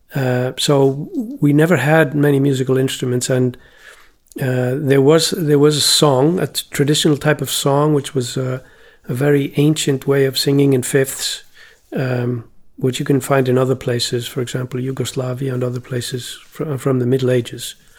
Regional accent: Iceland; when I was growing up in Iceland

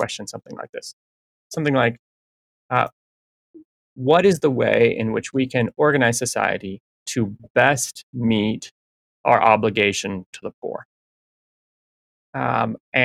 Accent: Minnesota, United States; moved away as an adult; now in Michigan, United States; I grew up in Minnesota. I'm working in Michigan now.

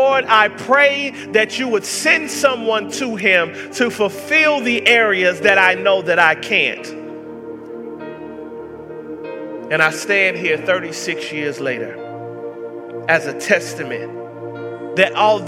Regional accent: Atlanta, Georgia, United States; I grew up in Section 8 housing in the hoods of Atlanta, Georgia

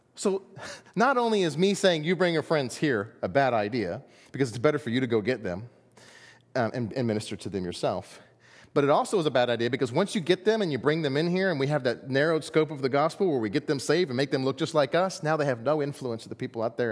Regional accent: United States; we're American

